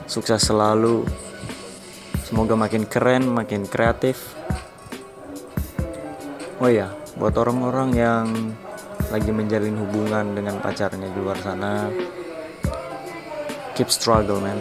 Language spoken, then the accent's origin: Indonesian; Balikpapan, East Kalimantan, Indonesia; Aku asal Balikpapan. Dan aku umur 17 tahun